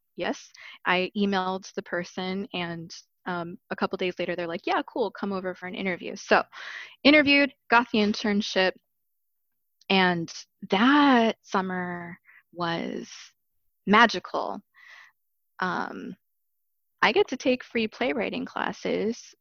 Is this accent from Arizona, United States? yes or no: yes; Arizona, United States; now in Chicago, United States; I grew up in Arizona